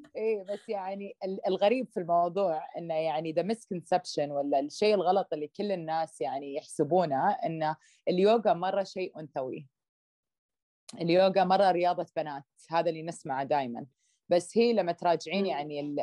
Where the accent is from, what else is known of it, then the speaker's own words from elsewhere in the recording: Saudi Arabia; also born or lived in Canada; لما كبرت في السعوديه